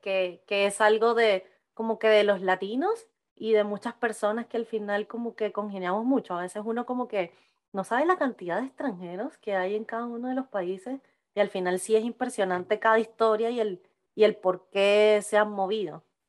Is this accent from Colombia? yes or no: no; Venezuela; moved away as an adult; yo también salí como a los 22, 23 años de Venezuela